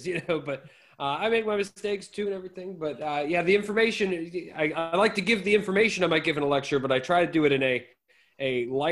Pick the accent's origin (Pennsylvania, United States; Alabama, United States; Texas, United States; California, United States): Pennsylvania, United States; Pittsburgh; now in Florida, United States; I'm from Pittsburgh.